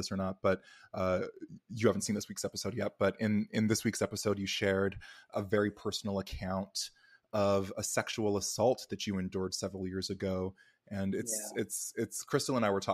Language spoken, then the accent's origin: English; Alberta, Canada; also born or lived in Calgary; I'm from Alberta, actually. I was born and raised in Alberta